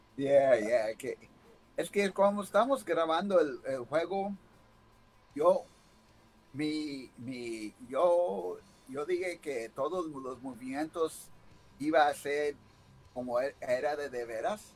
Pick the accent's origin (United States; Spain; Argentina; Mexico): United States; Yo nací aquí en los Estados Unidos, nomás mi, ah, mamá y papá, ah, mi mamá, más mi mamá hablaba puro español